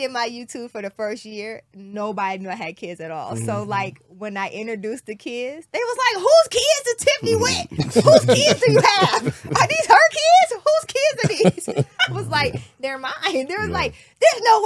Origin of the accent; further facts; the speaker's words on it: Decatur, Illinois, United States; moved away; where I am from is still very ghetto. I'm from Illinois, Decatur